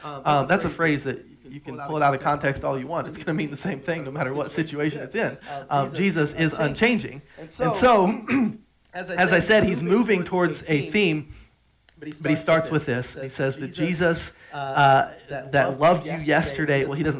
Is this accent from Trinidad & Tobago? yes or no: yes; Trinidad & Tobago; Even though I spent a lot of years on the mission field, I grew up outside of America. I grew up in Trinidad.